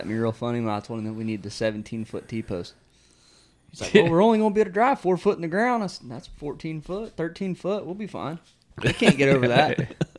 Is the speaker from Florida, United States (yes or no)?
yes; Florida, United States; also born or lived in West Virginia; Yes, because I'm from Florida.